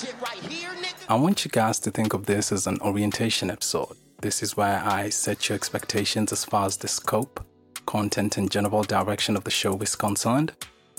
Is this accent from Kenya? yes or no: yes; Kenya; I was born and raised in Kenya